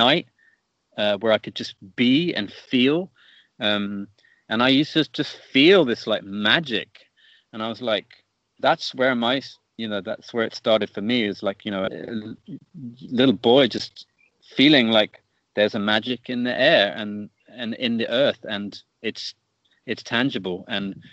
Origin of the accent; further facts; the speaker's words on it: Stonehenge, South West England, United Kingdom; I grew up on a farm very in Stonehenge.